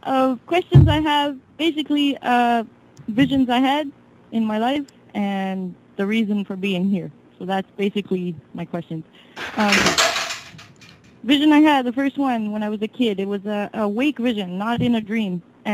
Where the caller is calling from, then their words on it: New Brunswick, Canada; I'm … from New Brunswick, Canada.